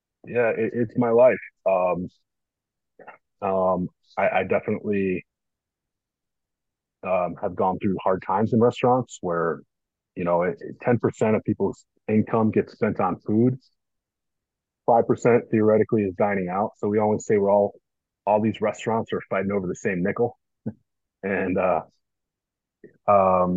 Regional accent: Northbrook, Illinois, United States; I grew up in Northbrook, which is North Shore of Chicago

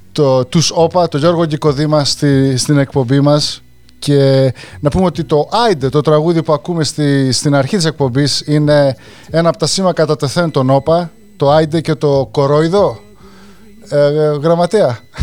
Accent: Greece; moved away; είμαστε επηρεασμένοι από τα 90s στην Ελλάδα τη δεκαετία του 90 και όταν φύγαμε από Ελλάδα τα τέλη του 90 αλλά επειδή μεγαλώσαμε τη δεκαετία του 90

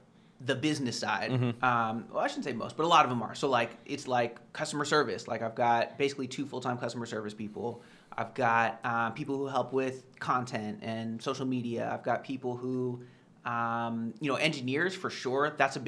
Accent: California, United States; So I'm from the Bay Area, you know, near San Francisco.

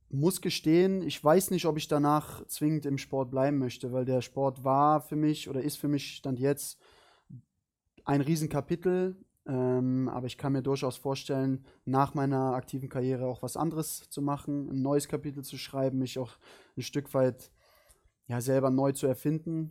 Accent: Cologne, North Rhine-Westphalia, Germany; moved away as an adult; Köln ist, äh, Köln ist meine Heimat

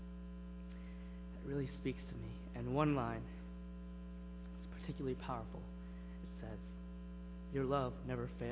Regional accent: Lowell, Massachusetts, United States; I'm from Lowell, Massachusetts, and I came with my youth group

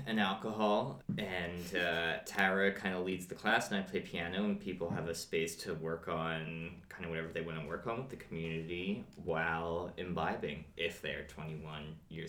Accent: Philadelphia, Pennsylvania, United States

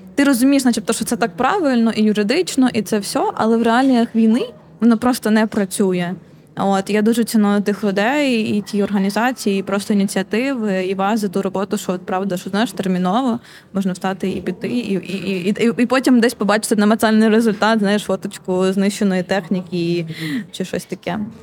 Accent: Konotop, Sumy Oblast, Ukraine; я з Конотопа сама, і я тоді була в Конотопі

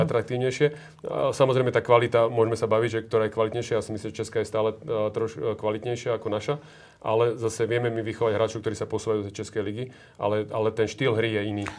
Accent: Slovakia; my sme tí Slováci vždy boli takí živelnejší

